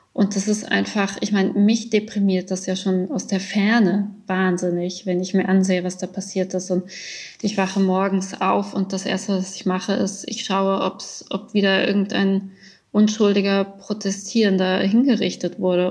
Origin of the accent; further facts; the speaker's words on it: Germany; moved away as an adult; also born or lived in Iran; now in Graz, Austria; in Deutschland, also ich bin damit groß geworden